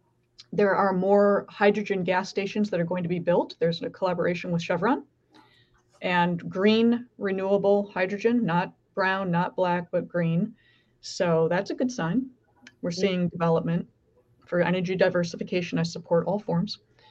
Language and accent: English; California, United States; I was born in California.